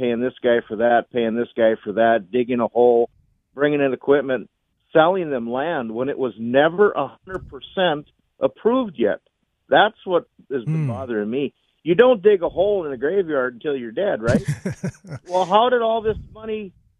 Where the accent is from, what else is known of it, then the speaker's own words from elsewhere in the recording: Grand Forks, North Dakota, United States; I'm 59. I live in Forks. I was born in Forks. I live on the North End.